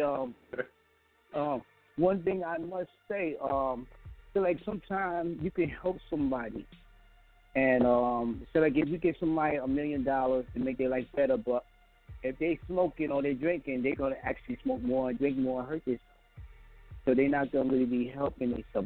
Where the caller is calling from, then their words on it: Five Towns, New York, United States; also born or lived in Brownsville, Brooklyn, New York; I'm calling from Five Towns. Used to be out in Brownsville